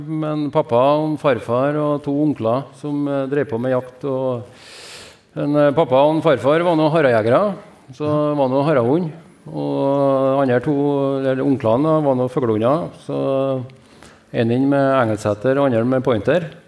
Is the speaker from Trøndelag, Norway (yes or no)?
yes; Levanger, Trøndelag, Norway; now in Høylandet, Norway; Så nei da, jeg eh, Vokste opp på Levanger, ja, oppe i ei bygd oppe i Munkeby.